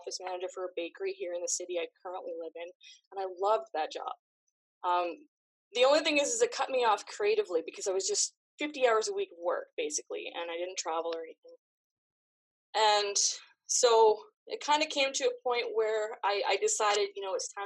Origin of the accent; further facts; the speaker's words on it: Canada; I grew up in Canada, where we're free to do whatever we want.